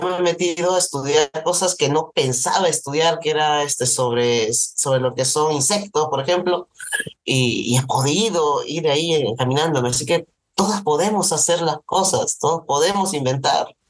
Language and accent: Spanish; Peru